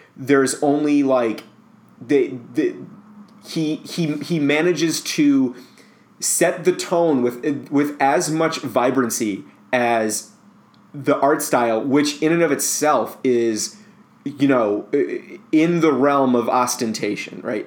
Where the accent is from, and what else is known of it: United States